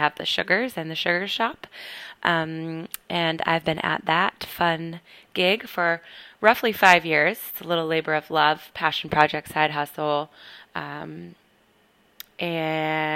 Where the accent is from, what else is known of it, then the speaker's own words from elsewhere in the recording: Portland, Maine, United States; moved away as an adult; also born or lived in North Carolina / Boston, Massachusetts; now in Brooklyn, New York, United States; I am originally from Portland, Maine, but I've lived all over